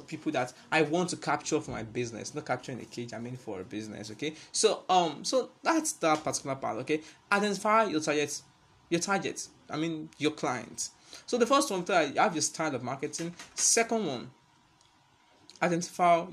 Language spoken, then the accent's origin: English; Nigeria; as a Nigerian